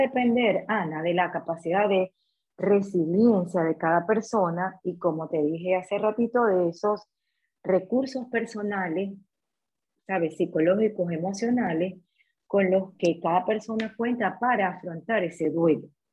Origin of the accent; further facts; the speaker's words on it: Maracaibo, Zulia, Venezuela; moved away as an adult; soy venezolana. Eh, emigré hace casi tres años. Eh, tuve la oportunidad de graduarme en Venezuela, en Maracaibo, soy maracucha